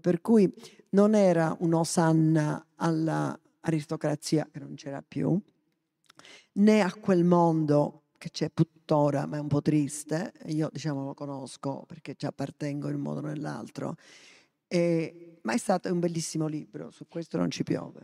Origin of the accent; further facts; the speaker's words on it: Sicily, Italy; also born or lived in Africa / Lebanon; come palermitano